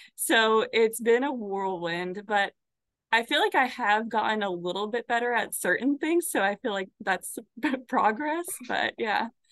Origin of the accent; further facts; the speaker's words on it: Arizona, United States; moved away as an adult; also born or lived in Florida; now in Michigan, United States; I grew up in Arizona